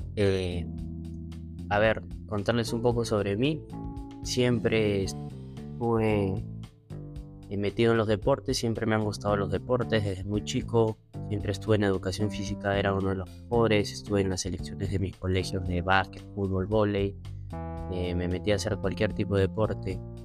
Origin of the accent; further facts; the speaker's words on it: Lima, Peru; also born or lived in Buenos Aires, Argentina; tengo veintidós años viviendo en Perú